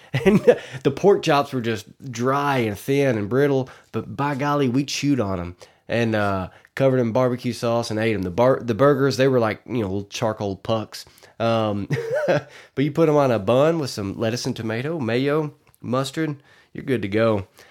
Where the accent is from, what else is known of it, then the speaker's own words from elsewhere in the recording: Arkansas, United States; I'm from Arkansas